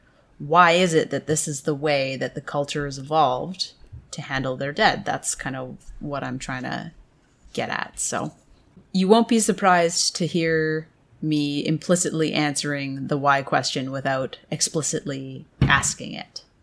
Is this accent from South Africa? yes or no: no; Canada; even growing up in Canada, we didn't learn a lot about that aspect of history.